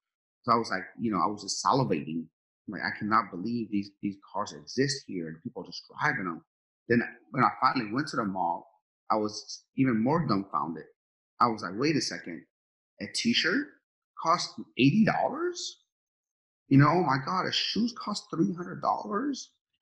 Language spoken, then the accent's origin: English; Sharon, Pennsylvania, United States; moved away as an adult; now in Los Angeles, United States; I'm from Sharon, Pennsylvania, where if you make, you know, $2,000 a month, you're doing very well there.